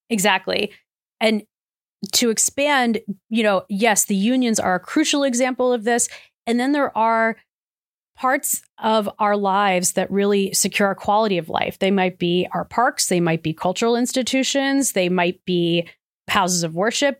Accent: Cleveland, Ohio, United States; I come from Cleveland, not far from Akron, so shout out to Northeast Ohio

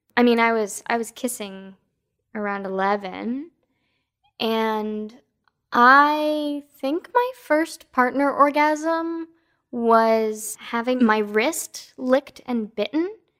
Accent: East Coast, United States; now in West Coast, United States; I was born on the East Coast

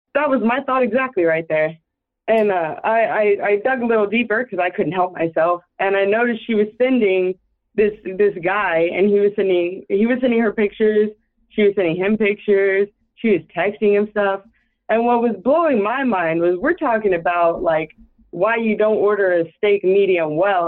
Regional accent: Austin, Texas, United States; I'm from Texas, Austin, Texas

